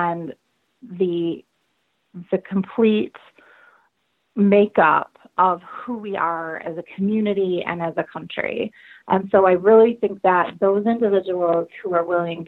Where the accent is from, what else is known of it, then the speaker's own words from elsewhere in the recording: Lansing, Michigan, United States; I have had the opportunity to work for tiny little organizations right here in my hometown